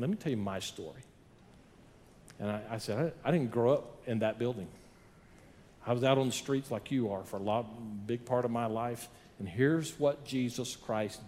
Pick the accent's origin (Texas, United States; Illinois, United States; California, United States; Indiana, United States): Texas, United States; Odessa; now in El Paso, United States; I grew up in Odessa, but I've learned some other things here in El Paso.